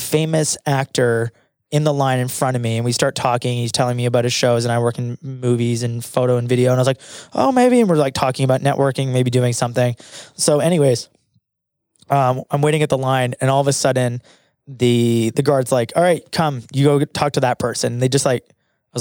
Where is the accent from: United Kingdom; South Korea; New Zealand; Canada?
Canada; as a Canadian